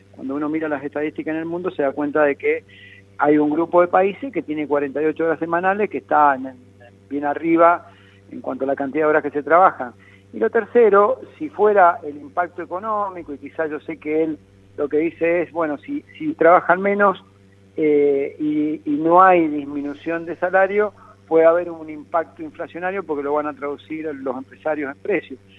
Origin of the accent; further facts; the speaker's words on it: Argentina; lejos estoy, como muchos argentinos